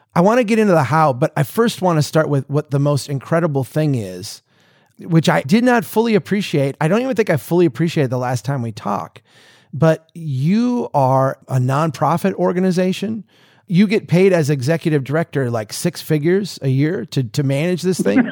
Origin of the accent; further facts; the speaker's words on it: Minnesota, United States; I'm a Minnesotan.